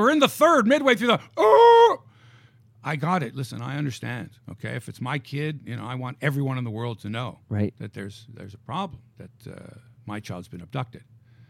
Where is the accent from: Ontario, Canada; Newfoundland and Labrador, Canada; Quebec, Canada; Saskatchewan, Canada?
Ontario, Canada; Toronto; we're from Toronto and you're Toronto Mike